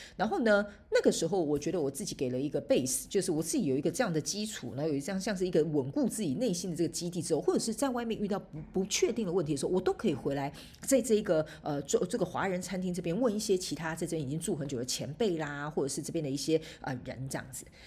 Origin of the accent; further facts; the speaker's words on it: Taiwan; moved away as an adult; now in Canada; 我以前呢，在台湾，反正我们在台湾就是讲中文嘛